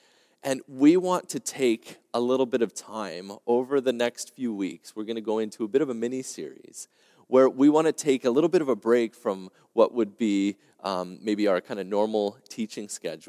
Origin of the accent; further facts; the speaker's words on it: Quebec, Canada; now in Ontario, Canada; as you probably know, I came here from Quebec. And for us in Quebec, the first lockdown was actually March 13th, 2020.